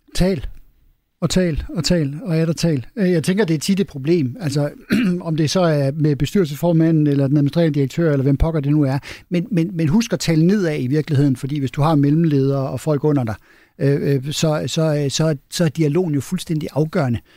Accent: Denmark; vi er danskere og ikke svenskere

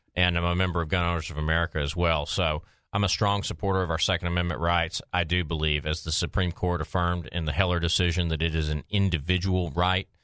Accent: Maumelle, Arkansas, United States; my hometown of Maumelle

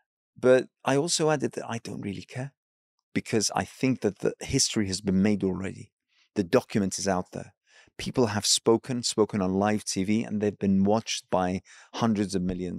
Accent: Iraq; as someone who hails from an Arab background. I'm from Iraq.

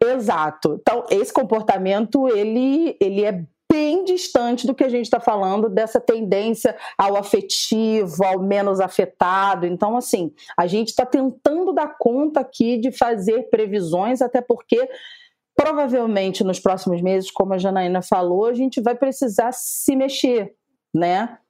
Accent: Rio de Janeiro, Brazil; estamos enquanto cariocas

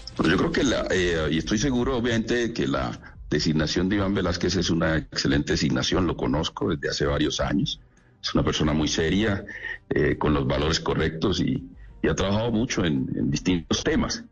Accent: Chocó, Colombia; la región de donde vengo, del Chocó

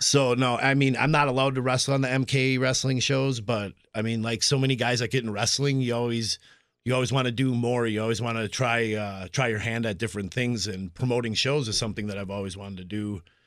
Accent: Appleton, Wisconsin, United States; I grew up in the Appleton area

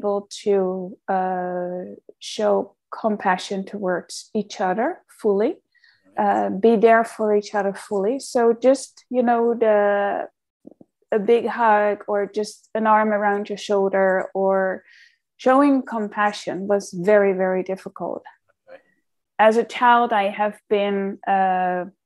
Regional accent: outside Amsterdam, North Holland, Netherlands; moved away; I grew up in the Netherlands, so I'm a very Dutch girl. I'm just from outside Amsterdam.

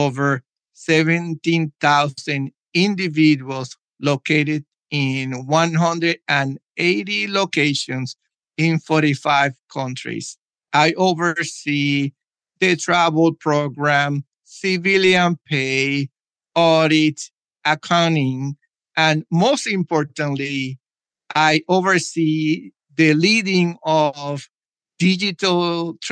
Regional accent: Puerto Rico; moved away as an adult; also born or lived in United States / Germany / Saudi Arabia; I was born in Puerto Rico, joined the military, and traveled to the U.S.

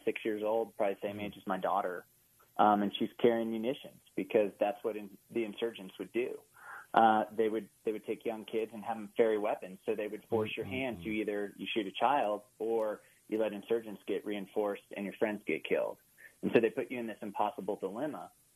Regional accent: Oklahoma, United States; moved away; also born or lived in Austin, Texas; I grew up in Oklahoma, like in the buckle of the Bible Belt

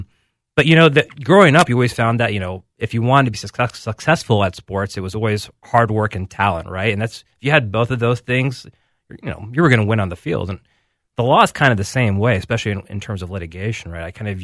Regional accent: Alabama, United States; So, for example, I grew up in Alabama, and most people wouldn't know that from talking with me.

